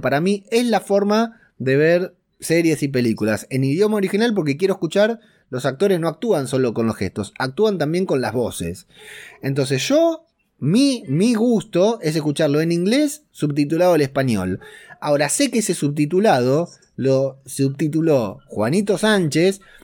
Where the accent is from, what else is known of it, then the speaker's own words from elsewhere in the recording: Argentina; yo soy de Argentina